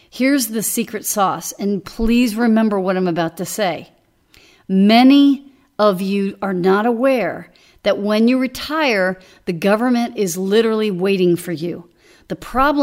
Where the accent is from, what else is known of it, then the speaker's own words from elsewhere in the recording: Dallas, Texas, United States; moved away; I grew up in Dallas, and when I was growing up, I would drive from the Louisville area, the Denton area